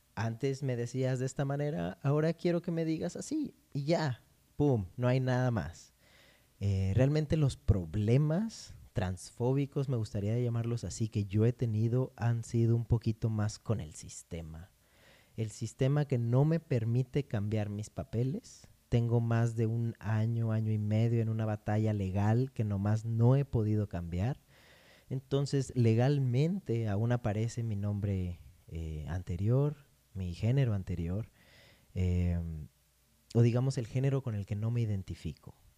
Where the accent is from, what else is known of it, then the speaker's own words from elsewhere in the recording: Morelos, Mexico; yo nací en Morelos